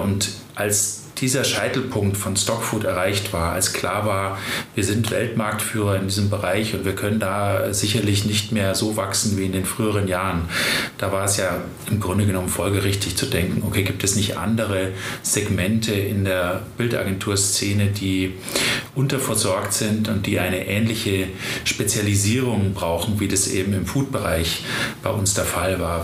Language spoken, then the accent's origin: German; Germany; bei uns in Deutschland